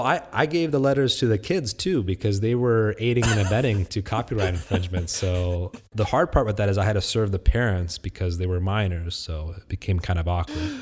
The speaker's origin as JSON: {"language": "English", "town": "Vandalia", "region": "Ohio", "country": "United States", "tie": "born or raised there", "also_born_or_lived": "Texas", "moved": "yes", "lives_now": "Houston, United States", "said": "I grew up in Vandalia, Ohio"}